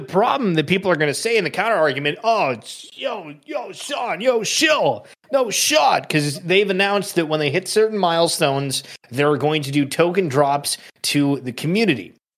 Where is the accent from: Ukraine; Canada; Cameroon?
Canada; I'm Canadian